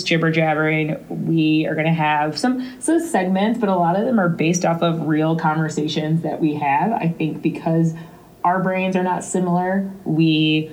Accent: St. Louis, Missouri, United States; We're both from St. Louis

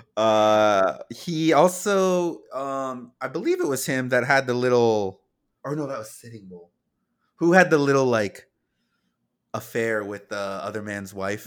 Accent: South Dakota, United States; we're from South Dakota

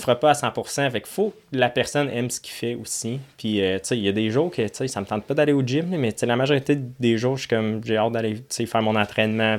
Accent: Ottawa, Ontario, Canada; moved away as an adult; also born or lived in Florida; now in Drummondville, Canada; En Ontario, tu sais, où, j'étais, j'avais ma track chez mes parents, sur une ferme

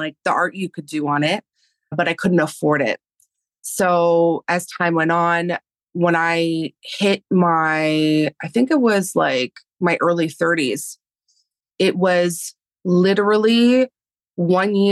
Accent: Canada; first language Spanish; English is a second language; being in Canada and living in a European household and my first language being Spanish and then having to switch to English when school started

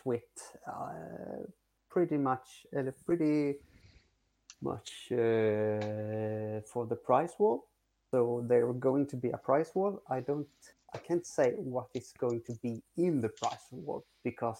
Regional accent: Kalmar, Kalmar County, Sweden; I'm from Kalmar, and it's the eastern side of Sweden

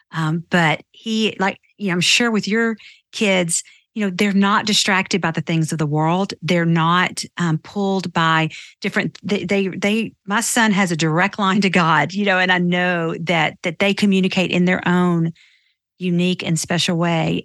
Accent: Nashville, Tennessee, United States; I grew up in Nashville too

